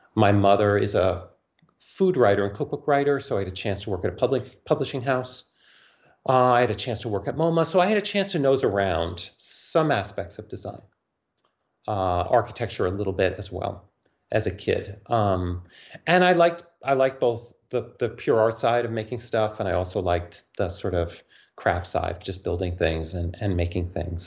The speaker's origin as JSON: {"language": "English", "town": "New York City", "region": "New York", "country": "United States", "tie": "born or raised there", "said": "growing up in New York City"}